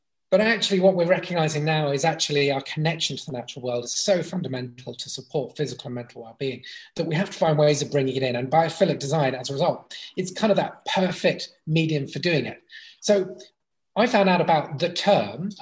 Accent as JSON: {"language": "English", "town": "Brighton", "region": "South East England", "country": "United Kingdom", "tie": "born or raised there", "said": "I grew up in Brighton, playing on the beach and running wild in the countryside"}